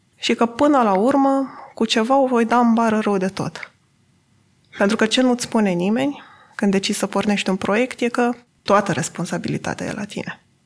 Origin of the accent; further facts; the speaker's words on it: Adjud, Vrancea County, Romania; M-am născut și am copilărit în Adjud, un oraș de 15.000 de locuitori din județul Vrancea.